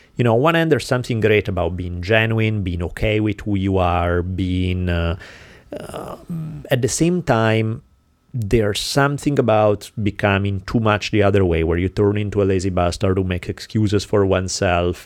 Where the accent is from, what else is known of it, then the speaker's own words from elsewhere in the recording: Italy; moved away; growing up in Italy